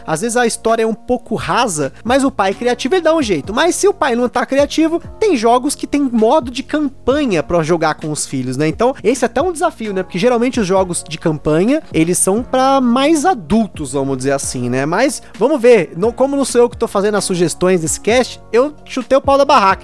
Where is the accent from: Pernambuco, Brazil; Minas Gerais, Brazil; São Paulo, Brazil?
São Paulo, Brazil; minha adolescência, que estava na ETEC aqui de São Paulo